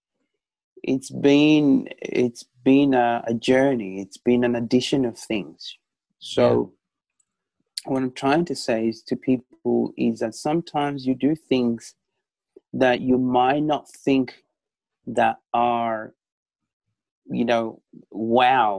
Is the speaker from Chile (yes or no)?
yes; Chile; I was born in South America, in Chile, Pacific, Latin music is something that runs within me